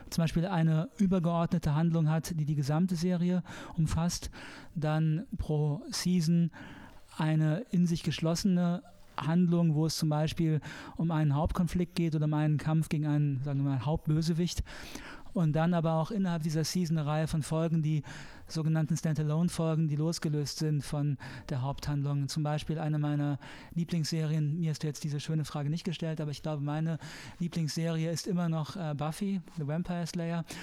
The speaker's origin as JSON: {"language": "German", "region": "Saarland", "country": "Germany", "said": "als Saarländer, ich meine alle katholischen"}